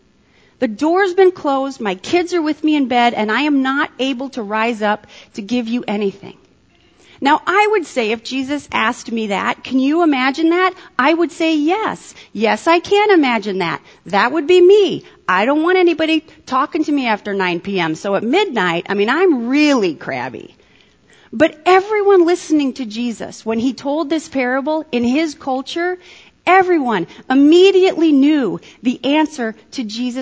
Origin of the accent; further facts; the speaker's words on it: United States; an American 21st century Western English-speaking Christian